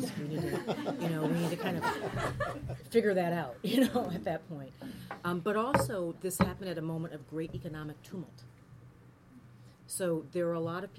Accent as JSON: {"language": "English", "region": "Minnesota", "country": "United States", "said": "I'm from Minnesota. My father's from Birmingham"}